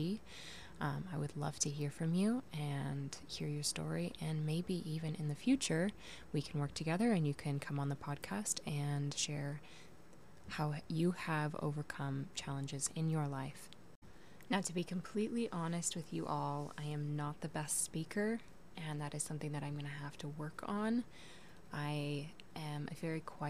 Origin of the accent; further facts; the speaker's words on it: Portland, Oregon, United States; I was born in Portland, Oregon in 1992. You can do the math. I lived there for the first 10 years of my life before moving out to the countryside where I spent the next decade